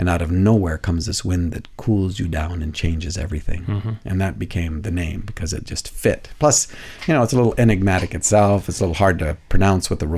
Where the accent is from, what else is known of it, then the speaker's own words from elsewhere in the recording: Canada; now in United States; I'm a Canadian living in the U.S.